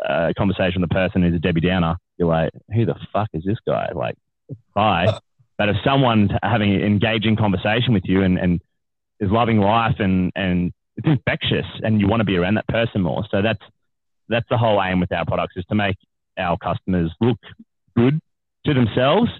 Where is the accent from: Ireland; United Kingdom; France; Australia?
Australia; as an Australian men